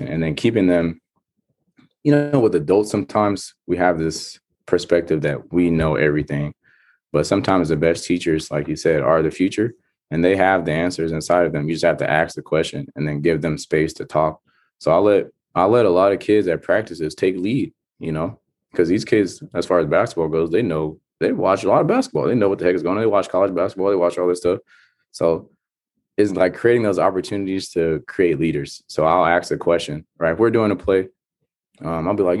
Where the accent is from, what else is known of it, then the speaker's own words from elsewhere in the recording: Stockton, California, United States; now in Fargo, United States; growing up in Stockton